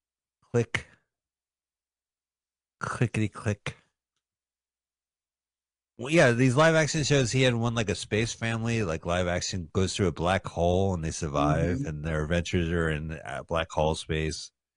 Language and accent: English; United Kingdom; I'm a Brit speaking American.